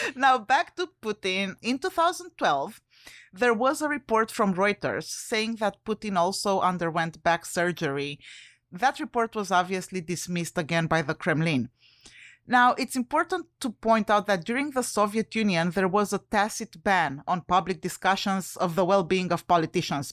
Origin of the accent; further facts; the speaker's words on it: Romania; English is a second language; moved away; I'm originally from Romania.